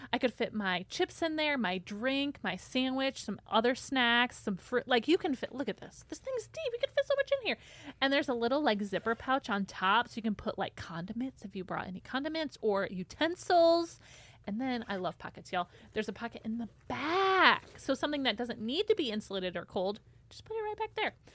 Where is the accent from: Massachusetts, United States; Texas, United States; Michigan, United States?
Michigan, United States; moved away; growing up in Michigan